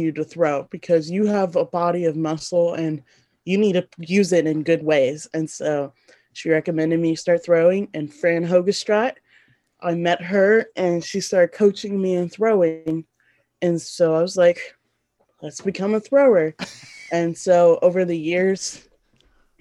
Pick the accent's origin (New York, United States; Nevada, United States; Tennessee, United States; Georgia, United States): Tennessee, United States; also born or lived in Sierra Leone; I'm from another country and I grew up in America